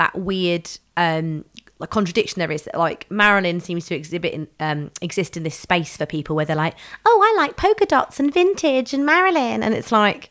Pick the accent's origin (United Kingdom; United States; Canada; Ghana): United Kingdom; London; I grew up in London